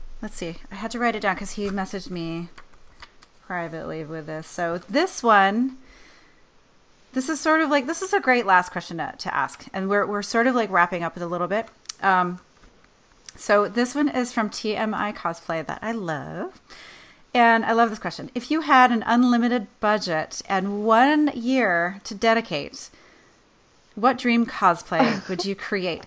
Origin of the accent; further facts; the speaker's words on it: Vermont, United States; moved away; I'm from Vermont. That's where I grew up.